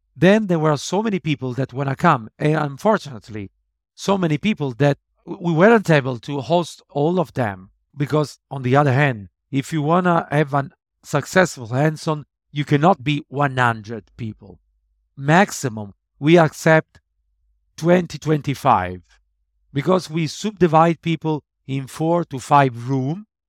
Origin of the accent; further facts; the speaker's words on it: Italy; my hometown in Italy